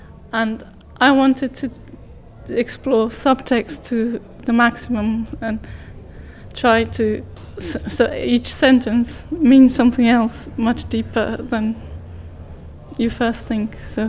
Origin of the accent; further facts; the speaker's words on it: Portugal; As you know, I'm originally from Portugal. I've lived in 6 different countries, so I go back and forth a lot.